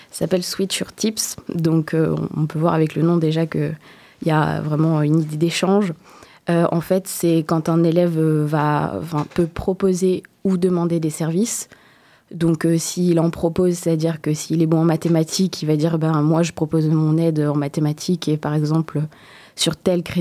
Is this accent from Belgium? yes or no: no; Réunion; moved away as an adult; now in Poitiers, France; quand je suis arrivée sur Poitiers, parce que je viens de l'île de la Réunion